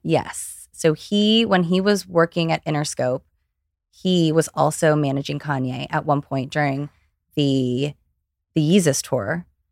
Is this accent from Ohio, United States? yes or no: yes; Ohio, United States; now in Los Angeles, United States; I grew up in Ohio.